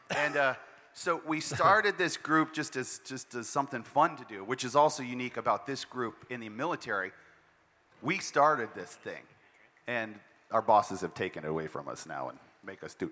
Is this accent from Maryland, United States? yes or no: no; Montana, United States; moved away; I'm from Montana